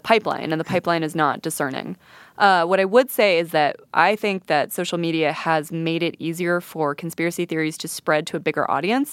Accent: Santa Fe, New Mexico, United States; I'm from Santa Fe, which is a pretty, you know, left-leaning and sometimes kooky place.

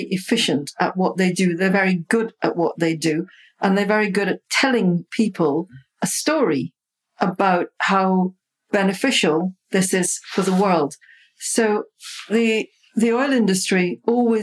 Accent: Guyana; I grew up in Sobrianville, which is very close to the sea.

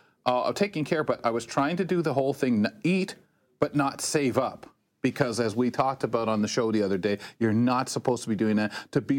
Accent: London, Ontario, Canada; being in little old London, Ontario

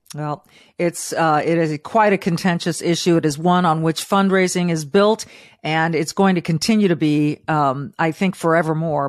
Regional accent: Southern California, United States; also born or lived in Florida; now in Midwest, United States; born and raised in Southern California to living in the Midwest

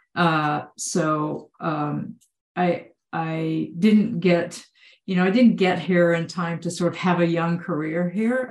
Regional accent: Texas, United States; I grew up in Texas.

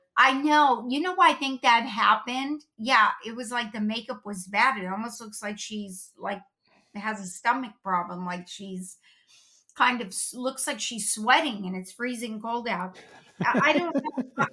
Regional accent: Los Angeles, California, United States; We grew up in North Hollywood

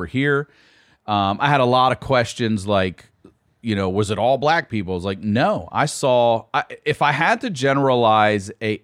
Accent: Baltimore, Maryland, United States; now in Santa Monica, United States; I'm from Baltimore

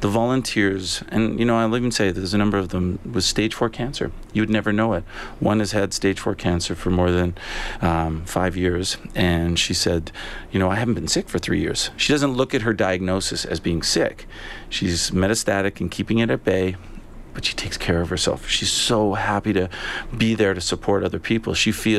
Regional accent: Canada; but as a Canadian, I didn't know an awful lot about it.

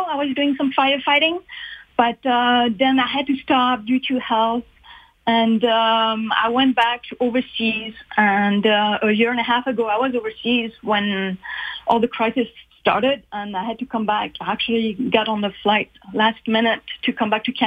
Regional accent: Switzerland; moved away; also born or lived in Uganda / Ethiopia; I grew up in Switzerland.

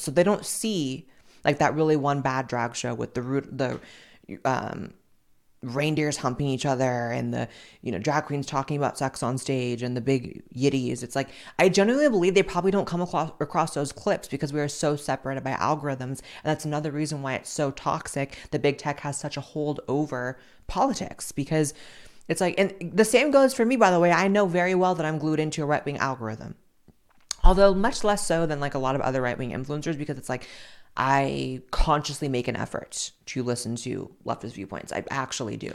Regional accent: United States; I'm just so goddamn American

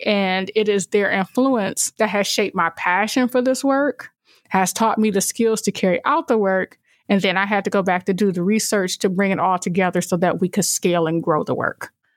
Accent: Toledo, Ohio, United States; I came back to my hometown of Toledo

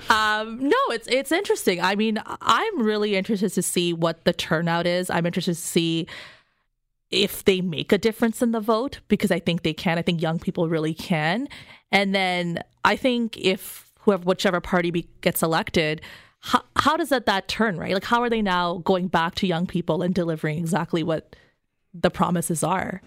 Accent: Canada; I'm a Canadian

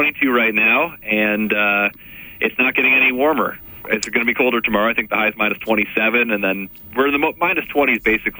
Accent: Ontario, Canada; now in Winnipeg, Canada; my first 3 years here, I came here from Ontario

